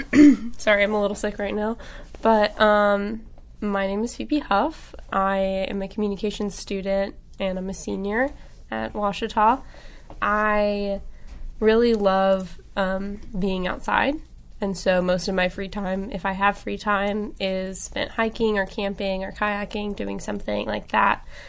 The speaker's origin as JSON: {"language": "English", "town": "Jonesboro", "region": "Arkansas", "country": "United States", "said": "I'm from Arkansas, I'm from Jonesboro, and I have a big family and grew up with a lot of animals"}